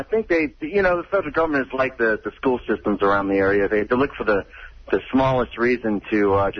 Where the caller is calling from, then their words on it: Leesburg, Virginia, United States; I'm out in Leesburg. It's been going on and off out here.